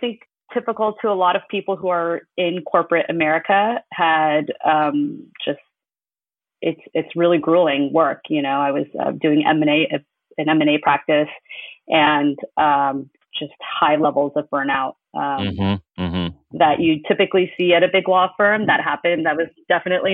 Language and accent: English; United States; I was born in the U.S. and I grew up in the U.S.